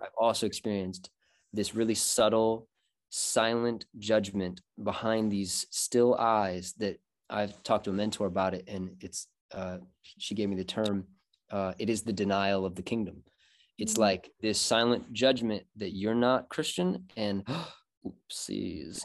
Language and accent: English; Michigan, United States; I'm born and raised in Michigan, pretty much.